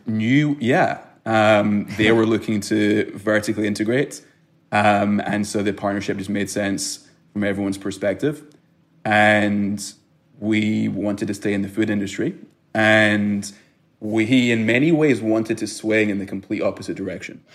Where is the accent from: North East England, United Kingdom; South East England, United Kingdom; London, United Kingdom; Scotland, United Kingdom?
Scotland, United Kingdom; Glasgow; moved away as an adult; also born or lived in Israel; now in United States; I was born in Israel grew up in Glasgow, Scotland